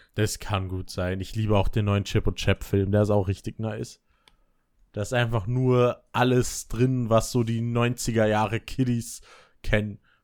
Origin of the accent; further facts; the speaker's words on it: Berlin, Germany; now in Vorarlberg, Austria; ich als Kind immer nur das Berliner Leitungswasser kannte